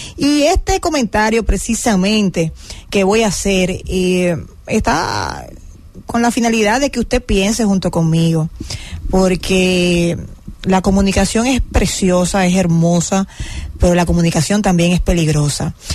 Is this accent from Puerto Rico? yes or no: no; Dominican Republic; Soy muy dominicano